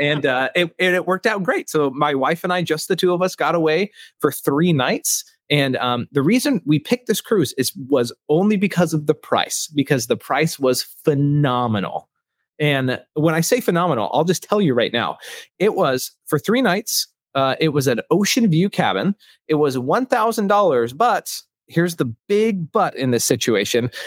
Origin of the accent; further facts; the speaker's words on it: Seattle, Washington, United States; I grew up in Seattle.